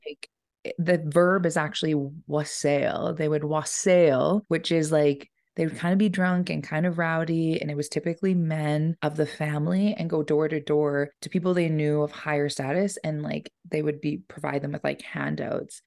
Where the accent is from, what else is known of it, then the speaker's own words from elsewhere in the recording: Ponoka, Alberta, Canada; growing up in Pinoka